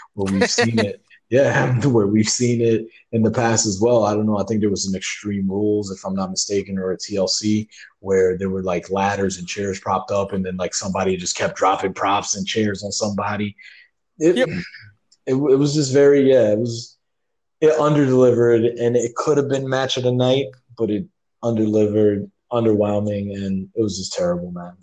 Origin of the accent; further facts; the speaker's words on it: New York City, New York, United States; we're Puerto Ricans, we're from the Bronx